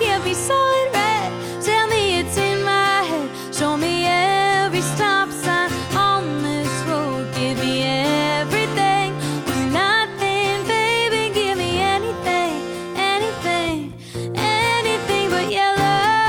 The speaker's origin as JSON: {"language": "English", "town": "Charleston", "region": "South Carolina", "country": "United States", "tie": "born or raised there", "said": "I am coming to y'all from my hometown, Charleston, South Carolina, right now."}